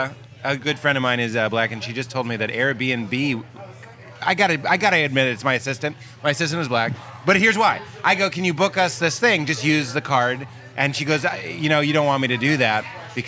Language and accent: English; Boston, Massachusetts, United States; I'm from Boston.